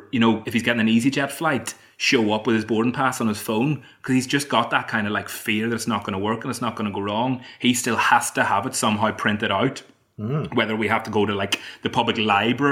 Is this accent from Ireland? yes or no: yes; Ireland; moved away; as an Irishman, I have to go home at Christmas